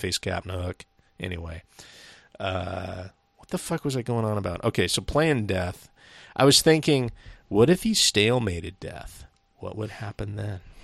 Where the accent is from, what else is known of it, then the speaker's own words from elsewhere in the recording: Seattle, Washington, United States; We're from the northwest of, uh, yeah, we're from Seattle